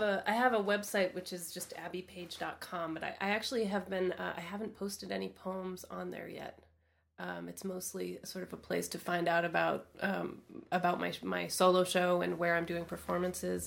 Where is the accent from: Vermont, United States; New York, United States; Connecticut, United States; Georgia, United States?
Vermont, United States; moved away as an adult; now in Montreal, Canada; I grew up in Vermont, which is actually only a couple hours from here